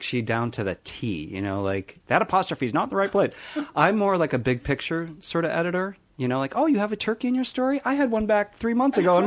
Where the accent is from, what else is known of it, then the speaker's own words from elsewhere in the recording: Rochester, New York, United States; moved away; I'm originally from Rochester, New York, upstate